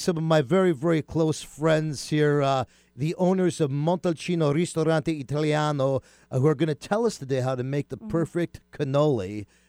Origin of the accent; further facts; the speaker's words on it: New York, United States; I grew up in New York.